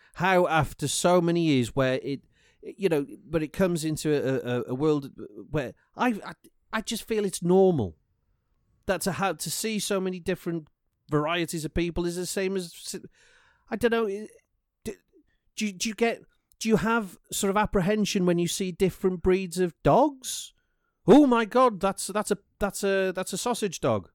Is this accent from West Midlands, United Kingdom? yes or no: no; Welsh, Wales, United Kingdom; I'm Welsh